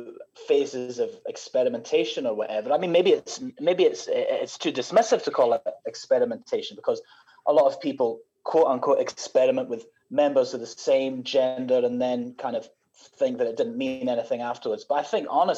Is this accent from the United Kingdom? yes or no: yes; Scotland, United Kingdom; now in Melbourne, Australia; I grew up in Scotland, but I live in Australia now.